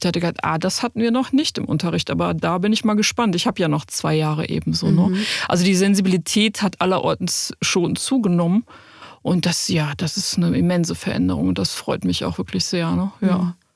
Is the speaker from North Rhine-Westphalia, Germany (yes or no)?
yes; a small village near Cologne, North Rhine-Westphalia, Germany; kleinen Dorf in der Nähe von Köln, wo ich groß geworden bin